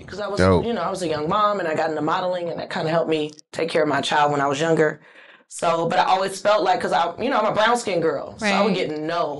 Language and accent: English; Inglewood, California, United States; I grew up in Inglewood.